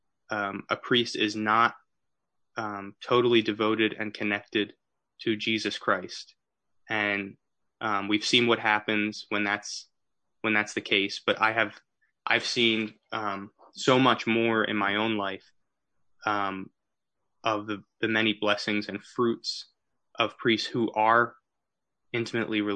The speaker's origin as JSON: {"language": "English", "town": "Philadelphia", "region": "Pennsylvania", "country": "United States", "tie": "born or raised there", "said": "I'm from St. Timothy Parish in Philadelphia, Northeast Philadelphia"}